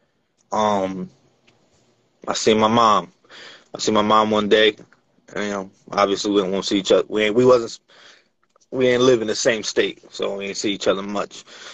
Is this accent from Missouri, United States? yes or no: no; Bronx, New York, United States; also born or lived in New Jersey / Brooklyn; now in Connecticut, United States; I was born in New York, you know what I mean? And I just kind of moved all over, bro. I'm from the Bronx, I'm from Jersey, I'm back in New York, Brooklyn, I'm in Connecticut right now, I've been upstate.